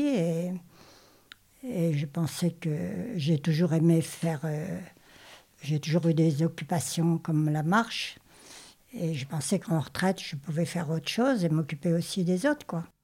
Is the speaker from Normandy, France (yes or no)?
yes; Normandy, France; moved away as an adult; also born or lived in Paris region; Je viens de Normandie à l'origine et j'ai passé ma vie en région parisienne depuis l'âge de 18 ans.